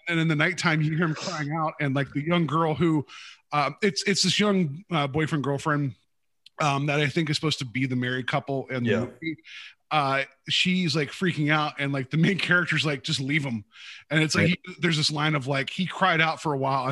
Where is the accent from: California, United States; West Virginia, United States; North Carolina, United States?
West Virginia, United States; I grew up in West Virginia